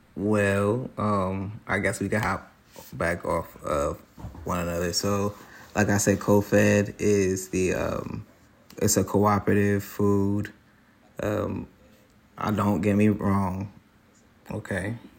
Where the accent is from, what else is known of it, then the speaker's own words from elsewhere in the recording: Trenton, New Jersey, United States; moved away as an adult; now in Hudson Valley, United States; I'm from Trenton, New Jersey